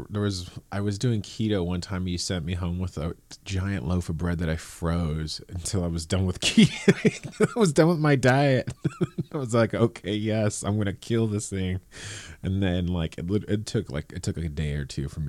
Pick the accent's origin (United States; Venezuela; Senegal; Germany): United States; Morgan Hill, California; I grew up in Morgan Hill